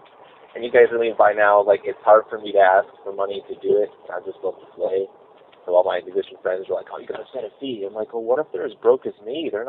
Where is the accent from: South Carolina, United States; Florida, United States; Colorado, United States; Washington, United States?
Colorado, United States; also born or lived in Virginia / Arizona; I grew up in Colorado and then Virginia for about a year and then Arizona